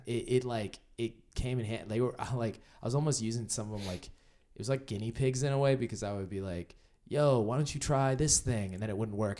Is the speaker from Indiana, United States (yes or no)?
yes; Indiana, United States; moved away as an adult; now in Los Angeles, United States; I'm from Indiana